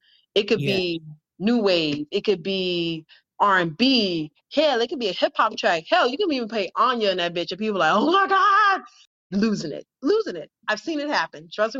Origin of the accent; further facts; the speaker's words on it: Atlanta, Georgia, United States; now in Brooklyn, United States; I'm originally from Atlanta, Georgia. I currently reside in Brooklyn, New York.